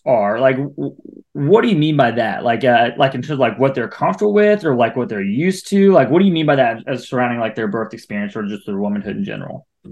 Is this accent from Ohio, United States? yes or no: yes; Ohio, United States; now in Atlanta, United States; I'm from Ohio